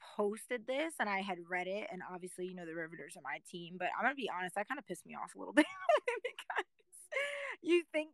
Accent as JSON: {"language": "English", "region": "New Jersey", "country": "United States", "also_born_or_lived": "Clifton, New Jersey", "said": "I'm from New Jersey, and I used to live right in that area of Clifton"}